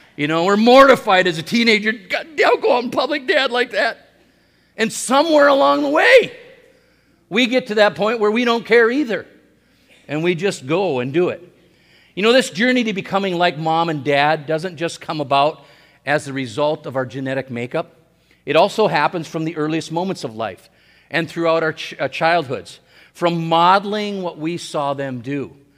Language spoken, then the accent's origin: English; Hibbing, Minnesota, United States; I was born in Hibbing, Minnesota, in Saint Louis County on May fourth, nineteen sixty